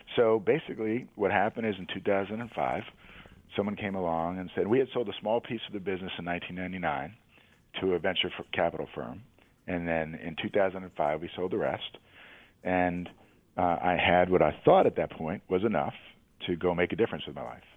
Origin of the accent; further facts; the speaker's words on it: New York City, New York, United States; I grew up in New York City